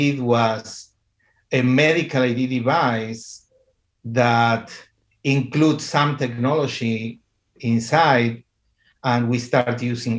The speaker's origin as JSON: {"language": "English", "country": "Argentina", "said": "At this moment, I live in Argentina. I am from Argentina."}